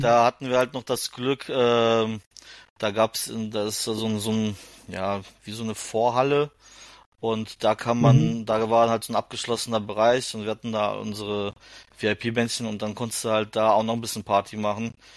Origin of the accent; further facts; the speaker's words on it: Germany; als Deutscher